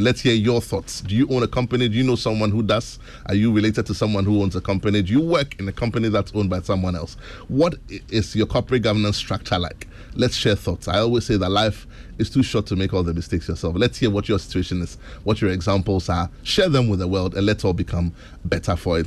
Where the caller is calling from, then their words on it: Tema, Greater Accra, Ghana; I'm calling from Tema